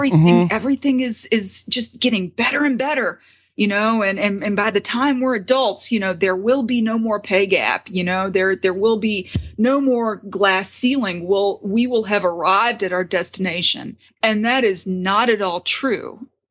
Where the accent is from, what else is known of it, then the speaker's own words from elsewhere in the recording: the South, United States; I'm from the South. I grew up in the Bible Belt.